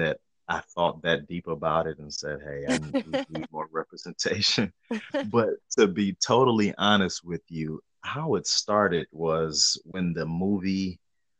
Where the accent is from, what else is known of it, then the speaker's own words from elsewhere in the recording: Shaker Heights, Ohio, United States; moved away; also born or lived in Chicago; I'm from Cleveland.